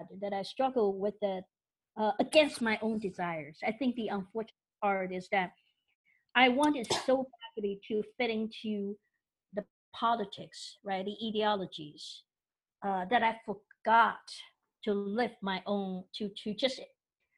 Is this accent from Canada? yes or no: no; Taiwan; now in United States; I'm from Taiwan